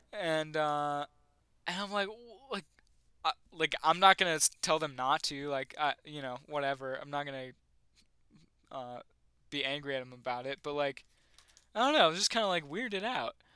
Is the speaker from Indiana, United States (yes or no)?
no; a town outside of Buffalo, New York, United States; where I grew, near, a town outside of Buffalo